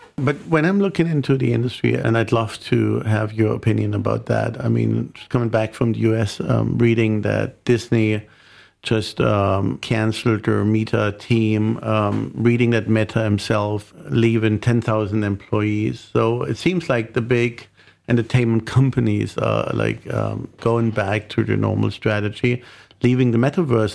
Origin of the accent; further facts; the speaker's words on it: Germany; being German